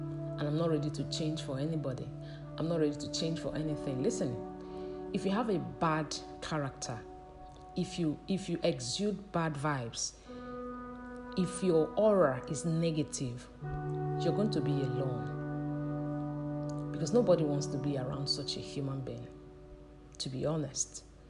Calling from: Nigeria; I'm speaking from Nigeria, and in Nigeria it's 7:54 a.m.

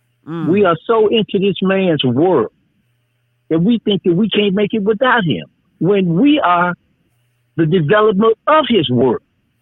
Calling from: Chicago, Illinois, United States; I'm calling from Chicago.

